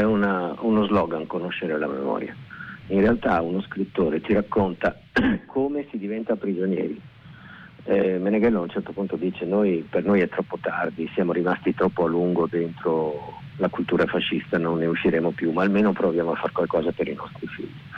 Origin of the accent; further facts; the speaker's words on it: Veneto, Italy; riconciliazione con la mia terra con eh, la lingua, con i dialetti, con eh, l'origine. Eh, avevo una soggezione nei confronti del, del, Veneto